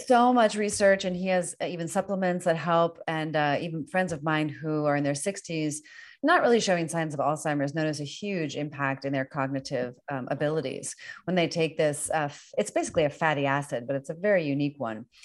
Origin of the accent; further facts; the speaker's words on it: Northern Virginia, United States; now in California, United States; I'm from Northern Virginia